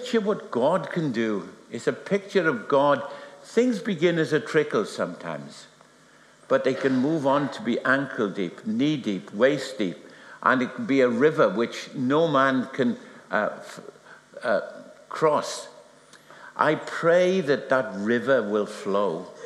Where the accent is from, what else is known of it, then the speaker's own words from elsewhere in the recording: Wales, United Kingdom; I'm Welsh.